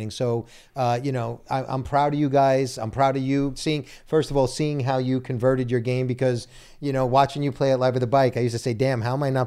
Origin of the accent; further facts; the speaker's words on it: Brooklyn, New York, United States; Listen, and I'm Italian from Brooklyn.